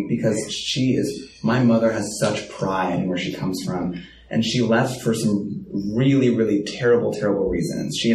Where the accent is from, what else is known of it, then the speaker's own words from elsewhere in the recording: United States; first language French; English is a second language; I was born in America.